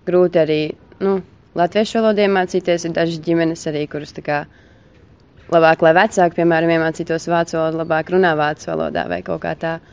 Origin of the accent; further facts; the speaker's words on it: Latvia; now in Germany; Es domāju, ka nē, jo mēs arī starpā esam jaunieši latvieši, kas te satiekās